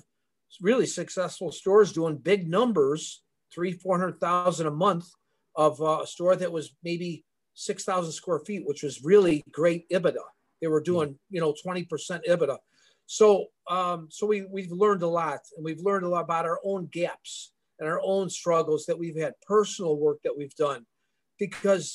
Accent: Elmwood Park, Illinois, United States; I grew up in Elmwood Park

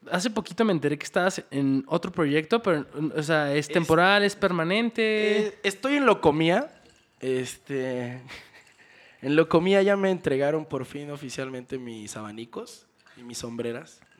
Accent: Mexico; El problema es de dónde venimos todos los metaleros de México. En México solo hay, hay como un solo hay como cuatro vertientes.

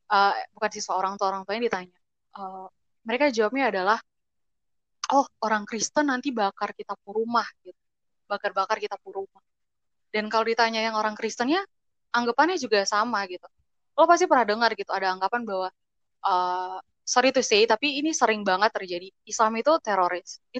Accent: Kupang, East Nusa Tenggara, Indonesia; kayak mereka tuh nggak tahu gitu misalnya gue padahal gue dari Kupang tapi mereka uh, nyapa gue dengan bahasa itu gitu padahal yang yang sebenarnya itu bukan domisili gue sebenarnya gitu

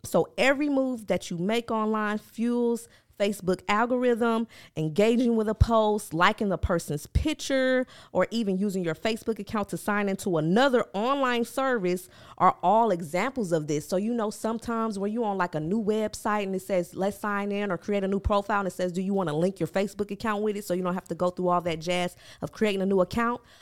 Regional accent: Milwaukee, Wisconsin, United States; I'm from Milwaukee, so that's, like, an hour outside of Chicago

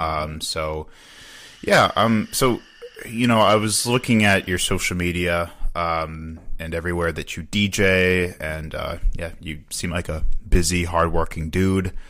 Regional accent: Chicago, Illinois, United States; also born or lived in Wisconsin; now in Milwaukee, United States; it was definitely not a monolithic experience growing up around Chicago

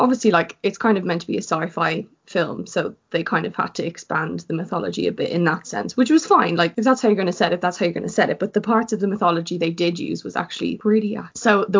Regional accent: Ireland; as Irish people

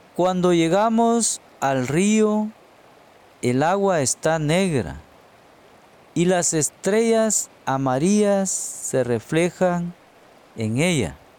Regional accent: Guatemala; soy de Guatemala, un hermoso país centroamericano al sur de México

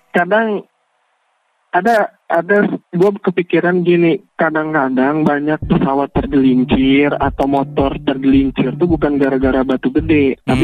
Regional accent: West Sumatra, Indonesia; saya orang Minang. Tulen orang Minang pure ayah ibu Minang

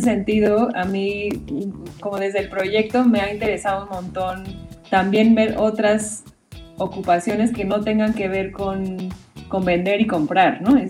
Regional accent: Mexico; así somos los mexicanos o los latinos

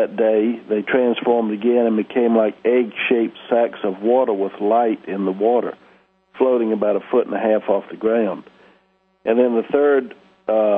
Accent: Columbia, South Carolina, United States; now in Kauai, United States; I grew up in Columbia, South Carolina, right over there where you are. And I live in Kauai now, out in the Hawaiian Islands

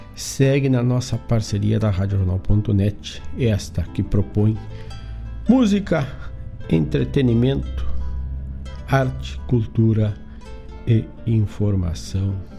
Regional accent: Herval do Sul, Rio Grande do Sul, Brazil; lá na minha terra querida, Erval do Sul

